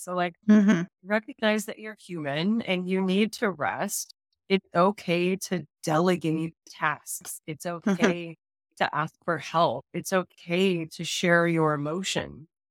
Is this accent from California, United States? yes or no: yes; California, United States; now in Chicago, United States; I'm from California and now I live in the suburbs of Chicago.